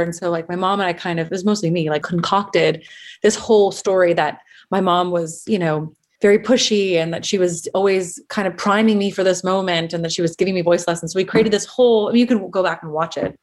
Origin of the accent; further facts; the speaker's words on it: Los Angeles, California, United States; I grew up in San Fernando Valley, specifically Van Nuys.